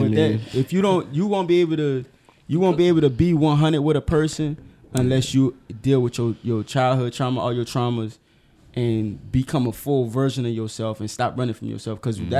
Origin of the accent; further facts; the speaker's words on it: New Orleans, Louisiana, United States; And I'm from